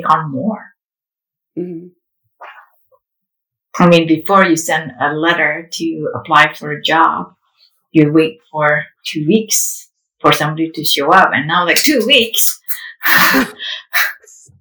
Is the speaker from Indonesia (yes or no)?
yes; Indonesia; English is a second language; now in United States; I grew up in Indonesia